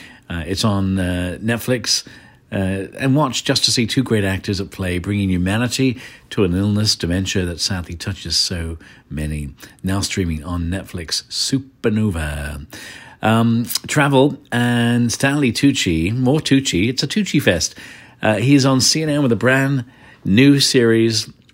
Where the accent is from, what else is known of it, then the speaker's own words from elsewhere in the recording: Ireland; also born or lived in England; When I was a kid growing up in Ireland and England, BBC Radio 1 was my station.